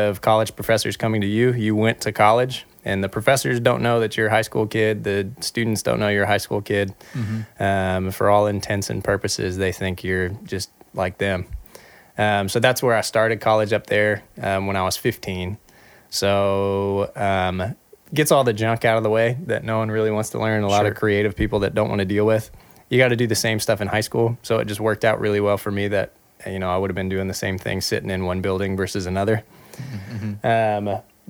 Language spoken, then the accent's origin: English; Texas, United States; also born or lived in Atlanta, United States / Phoenix, United States / Seattle, United States / Los Angeles, United States; I moved around a whole bunch growing up. I was born in Atlanta, lived in Texas, grew up there for a while, lived in Phoenix, lived in Seattle.